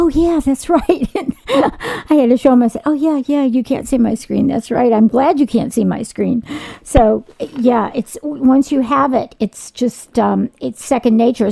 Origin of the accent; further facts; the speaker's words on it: Chicago, Illinois, United States; moved away; I'm originally from Chicago, and all my family, you know, a lot of them take the train to work